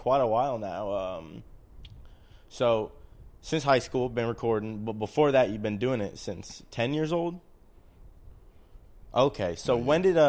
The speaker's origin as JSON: {"language": "English", "region": "Ohio", "country": "United States", "said": "I'm from Ohio"}